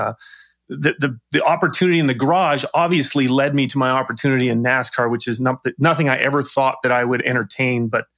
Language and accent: English; British Columbia, Canada; It was just something you do as a Canadian. And, it was very interesting, right? You don't, Vancouver Island is very obviously isolated.